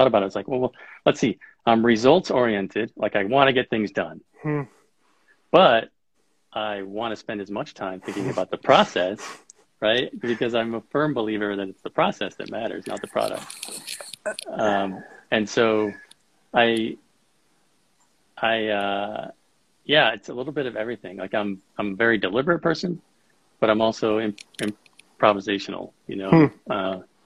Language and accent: English; Rockford, Illinois, United States; moved away as an adult; now in Colorado, United States; I grew up in Rockford, Illinois